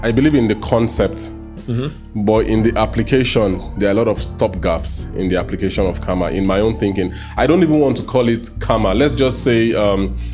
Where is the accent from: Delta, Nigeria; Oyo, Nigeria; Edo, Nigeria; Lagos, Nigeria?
Edo, Nigeria; I'm from Edo State